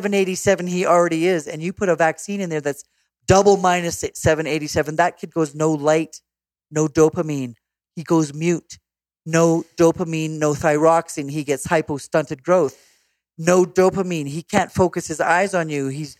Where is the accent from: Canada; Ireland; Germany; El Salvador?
Canada; a Canadian